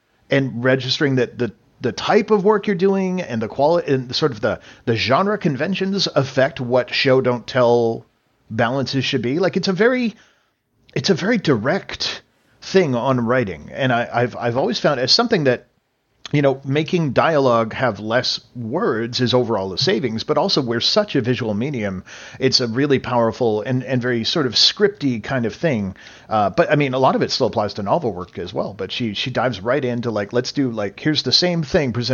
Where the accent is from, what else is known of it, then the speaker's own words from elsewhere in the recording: Canada; as a Canadian